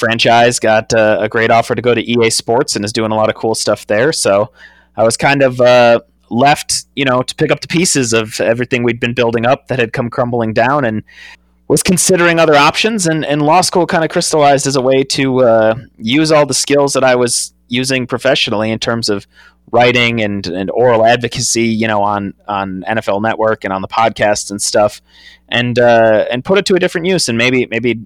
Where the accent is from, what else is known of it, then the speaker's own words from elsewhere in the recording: Wisconsin, United States; growing up in Wisconsin